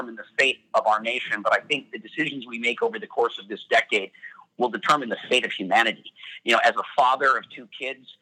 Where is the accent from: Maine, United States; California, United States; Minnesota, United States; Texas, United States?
Minnesota, United States; I'm from Minnesota